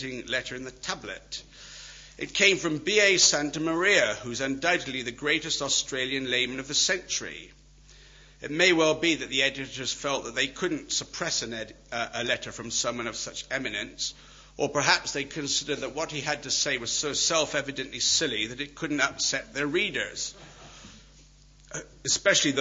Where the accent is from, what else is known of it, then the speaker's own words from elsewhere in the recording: Wales, United Kingdom; I'm Welsh